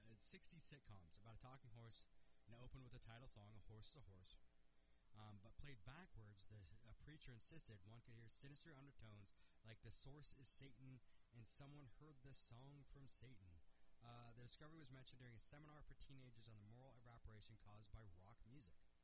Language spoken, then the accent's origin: English; Washington, United States; my home state, Wenatchee, Washington